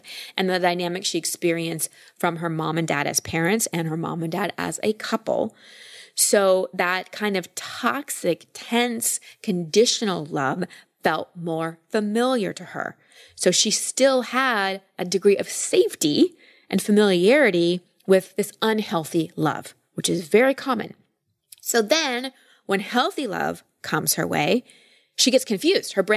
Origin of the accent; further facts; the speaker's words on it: Texas, United States; I grew up in Texas